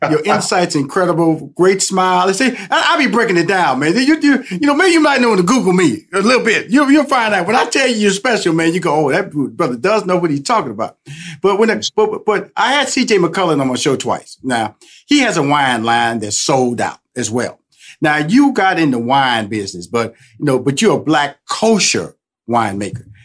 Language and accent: English; Houston, Texas, United States; I'm originally from Houston, Texas